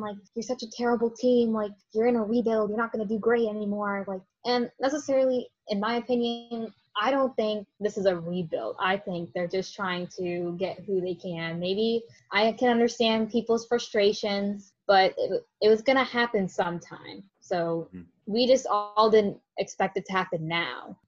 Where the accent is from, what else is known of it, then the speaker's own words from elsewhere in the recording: St. Petersburg, Florida, United States; I'm from St. Petersburg and right where the Tropicana Field resides.